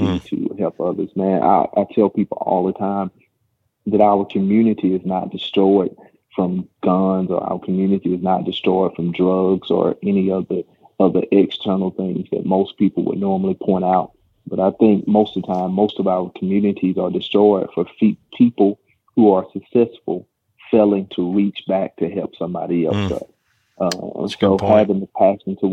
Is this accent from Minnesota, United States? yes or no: no; Coosa County, Alabama, United States; I'm from Coosa County, which is right by Alexander City.